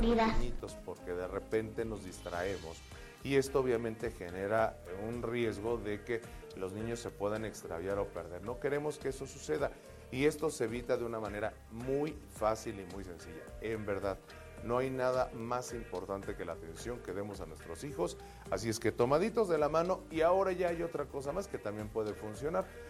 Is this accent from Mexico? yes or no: yes; Mexico City, Mexico; somos capitalinos, defeños, citadinos